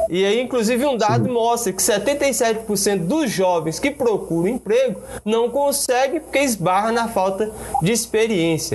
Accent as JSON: {"language": "Portuguese", "town": "Luziânia", "region": "Goiás", "country": "Brazil", "said": "eu também sou de Lusiana"}